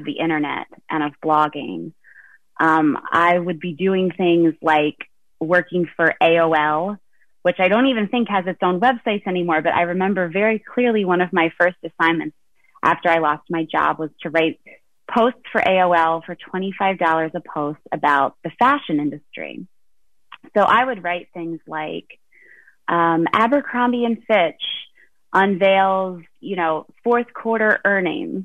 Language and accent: English; Quakertown, Pennsylvania, United States; moved away as an adult; also born or lived in New York City; now in Lehigh Valley, United States; I am originally from Quakertown, Pennsylvania.